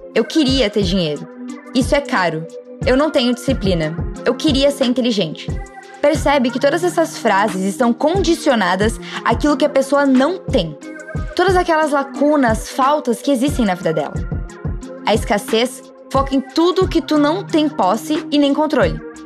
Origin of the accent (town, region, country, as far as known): Brazil